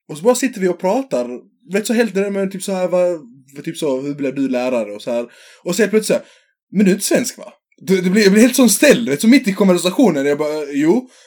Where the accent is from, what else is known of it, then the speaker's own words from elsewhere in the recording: Sweden; men, men alltså jag är svensk.